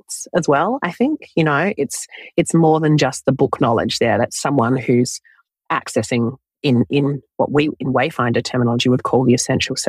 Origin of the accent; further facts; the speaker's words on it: Australia; also born or lived in London, United Kingdom; I was born in London in the United Kingdom, but I grew up in Australia.